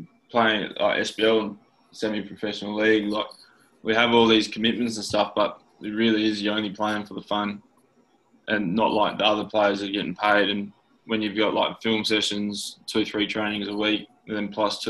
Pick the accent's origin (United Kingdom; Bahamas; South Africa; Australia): Australia; Geraldton, Western Australia; growing up in Geraldton following Fergus Kavanagh